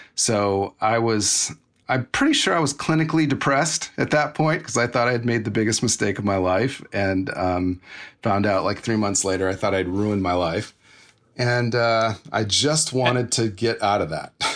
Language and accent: English; Los Angeles, California, United States; also born or lived in Inglewood; I was born and raised in L A, in and around L